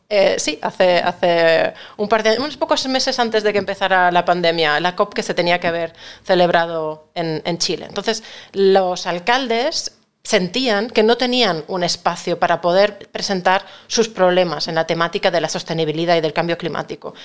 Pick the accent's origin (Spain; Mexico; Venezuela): Spain; Catalonia; now in Madrid, Spain; yo no dejo de ser una catalana afincada en Madrid, soy española